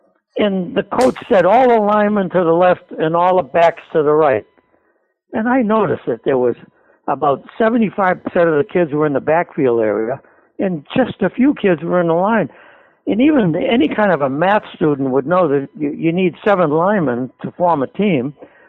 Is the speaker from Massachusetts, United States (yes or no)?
yes; Lowell, Massachusetts, United States; moved away as an adult; now in Pelham, United States; the South Common, which is a park in Lowell, only 100 yards from where I was born and brought up on Gorham Street.